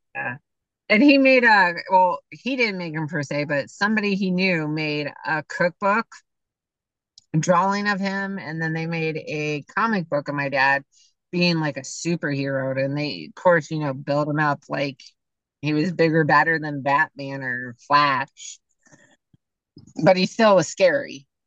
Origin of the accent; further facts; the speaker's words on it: Canton, Ohio, United States; I'm from Canton.